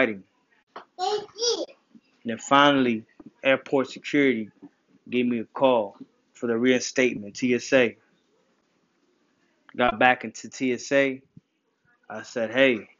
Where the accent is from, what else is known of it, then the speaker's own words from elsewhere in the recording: New Jersey, United States; moved away as an adult; also born or lived in New York; now in Massachusetts, United States; I moved from New Jersey to Massachusetts. I'm a Jersey boy. I'm a Jersey, New York boy.